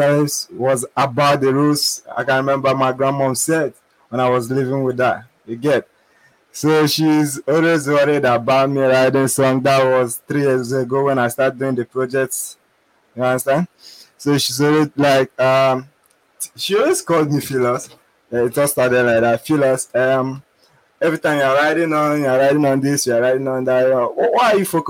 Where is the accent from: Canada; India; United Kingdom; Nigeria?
Nigeria; I'm from Nigeria